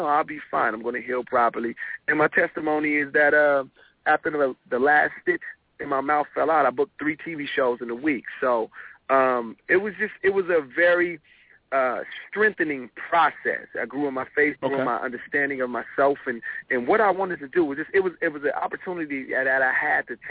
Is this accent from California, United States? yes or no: yes; Compton, California, United States; I was raised in Compton until I was about 7 or 8